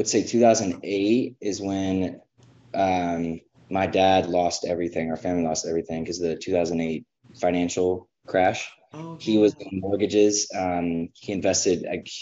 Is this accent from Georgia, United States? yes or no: yes; Georgia, United States; I grew up in Georgia